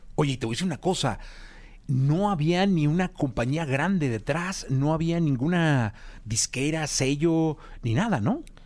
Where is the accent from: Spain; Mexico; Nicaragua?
Mexico; Guadalajara, Jalisco; moved away; yo soy de Guadalajara